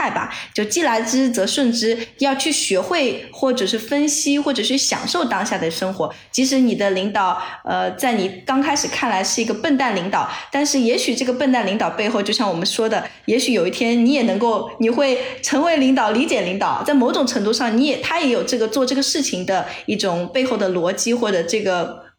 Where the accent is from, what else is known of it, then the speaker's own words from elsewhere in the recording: Chengdu, Sichuan, China; 我也是成都人。OK，我在成都读的大学，好不好？真的。